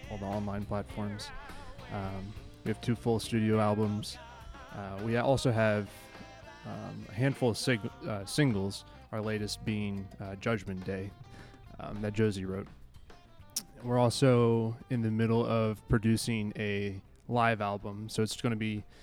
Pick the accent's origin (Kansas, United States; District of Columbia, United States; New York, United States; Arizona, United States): District of Columbia, United States; Washington; now in Wisconsin, United States; I'm originally